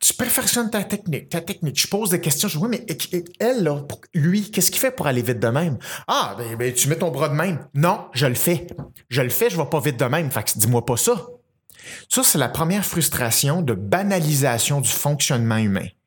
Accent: Saint-Basile-le-Grand, Quebec, Canada; je suis né à Saint-Basile-le-Grand, puis mes, parents construisaient des maisons là

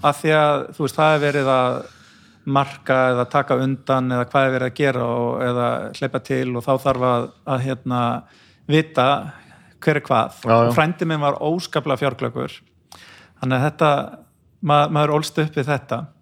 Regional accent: Brúarland, Mýrar, west of Borgarnes, Western Region, Iceland; ég fættur á uppalinn í Sveit á Brúaland og Mýrum, rétt vestafinn Borgarnes

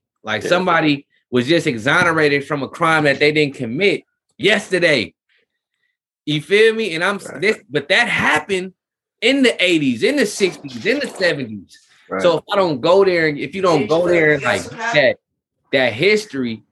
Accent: Richmond, California, United States; being in California, being in Richmond, California

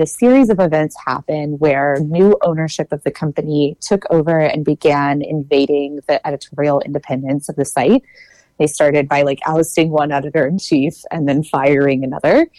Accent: Texas, United States; I grew up in Texas

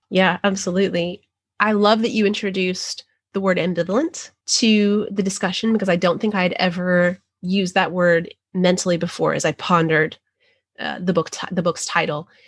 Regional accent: New Mexico, United States; now in the deep South, United States; I grew up in New Mexico

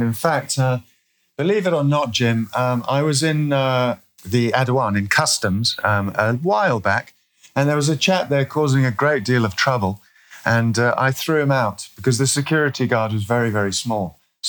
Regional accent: Eswatini; I'm from Eswatini. If people don't know where that is, it was formerly Swaziland in Southern Africa, and that's been changed now.

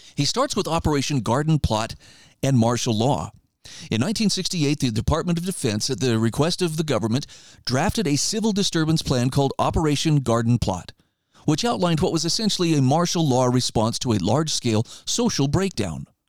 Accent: Idaho, United States; Idaho's governor, you know, my home state

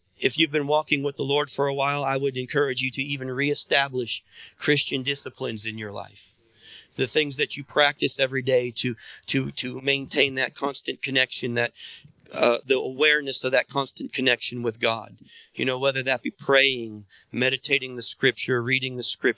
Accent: United States; I was born in America in the time I was born

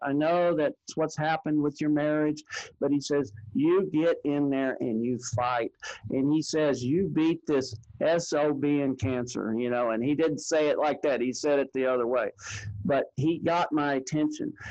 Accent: Texas, United States; I was from Texas

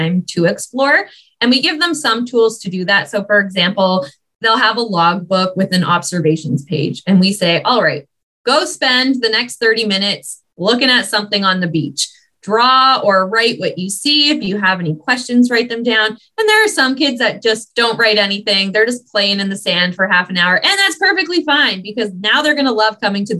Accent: Ottawa, Ontario, Canada; now in British Columbia, Canada; I grew up in Ottawa

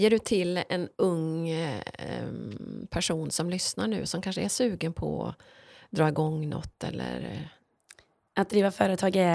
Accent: Ulricehamn, Västra Götaland, Sweden; moved away; also born or lived in Borås; Jag föddes ju i Borås och, och växte upp mina första år i Ulricehamn.

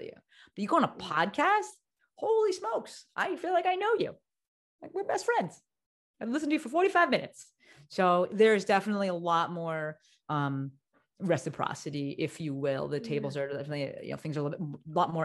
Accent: New Jersey, United States; moved away as an adult; also born or lived in New York; now in Los Angeles, United States; I moved across the country, right? So I'm from Jersey

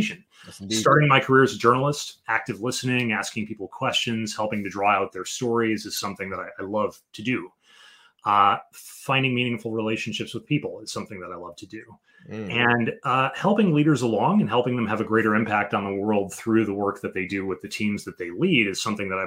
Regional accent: Chicago, Illinois, United States; moved away as an adult; now in Washington, D.C. area, United States; I was born in Chicago, Illinois, and raised in the Chicago area, went to college in the Chicago area

